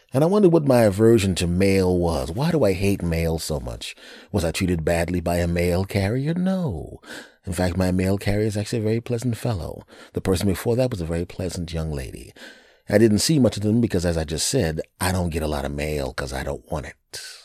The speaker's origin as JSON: {"language": "English", "region": "Pennsylvania", "country": "United States", "tie": "born or raised there", "also_born_or_lived": "Los Angeles, California", "moved": "as an adult", "said": "my home state is Pennsylvania"}